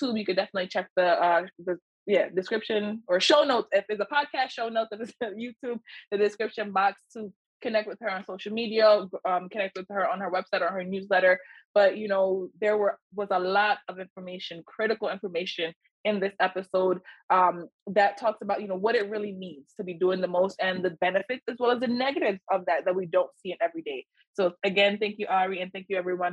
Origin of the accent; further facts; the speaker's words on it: Jamaica; my mom, she's, you know, we're Jamaican.